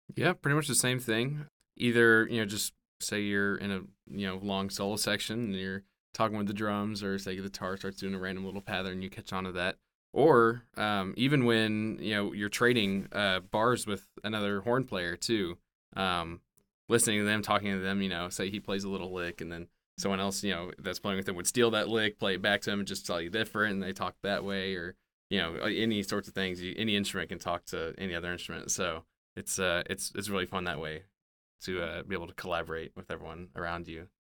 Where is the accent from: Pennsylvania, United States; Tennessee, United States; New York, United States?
Tennessee, United States; Memphis; moved away; I grew up in Memphis